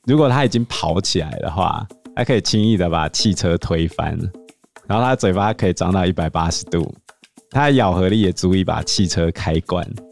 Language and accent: Chinese; Taiwan; 我们台湾破三万的那一年